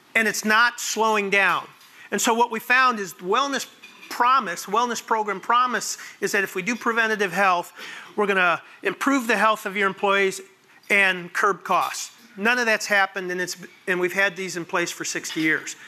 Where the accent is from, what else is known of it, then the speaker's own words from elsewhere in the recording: Arlington Heights, Illinois, United States; moved away; this is my hometown. I grew up in Arlington Heights.